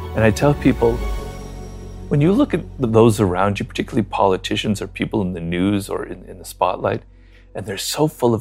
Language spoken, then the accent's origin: English; Los Angeles, California, United States; also born or lived in Paris; I'm actually a middle-class Jew from Los Angeles